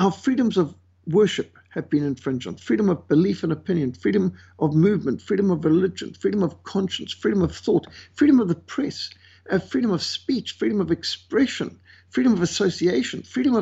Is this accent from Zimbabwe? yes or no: yes; Zimbabwe; moved away; I was brought up in Rhodesia, what today is Zimbabwe, and we were brought up with malaria